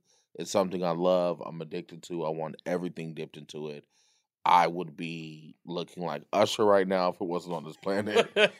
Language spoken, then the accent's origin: English; Cleveland, Ohio, United States; also born or lived in Southern California; now in California, United States; I'm from Cleveland, Ohio.